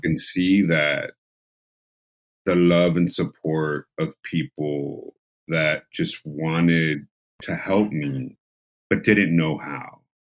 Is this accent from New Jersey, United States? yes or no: no; San Diego, California, United States; being a San Diego born and raised individual